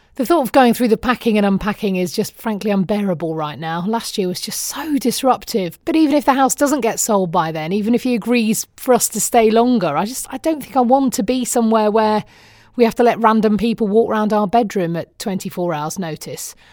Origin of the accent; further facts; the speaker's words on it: United Kingdom; now in United States; I'm still British